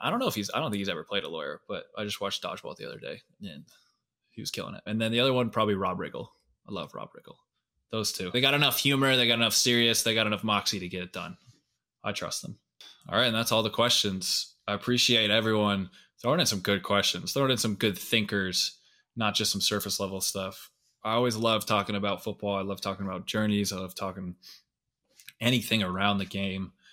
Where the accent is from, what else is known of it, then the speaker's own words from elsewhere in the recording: Scottsdale, Arizona, United States; I grew up in Scottsdale